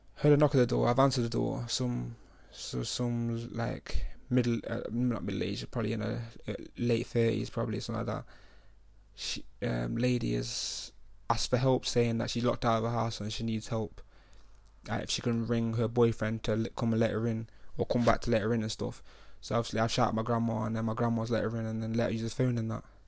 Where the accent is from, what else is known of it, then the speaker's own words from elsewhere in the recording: United Kingdom; I'm the only British kid in this whole hospital